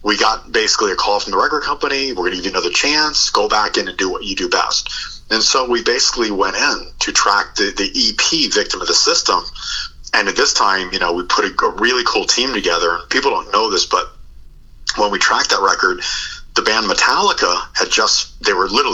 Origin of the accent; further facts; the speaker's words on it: Connecticut, United States; moved away; also born or lived in California; I'm from Connecticut, lived in California for, you know, 30 plus years.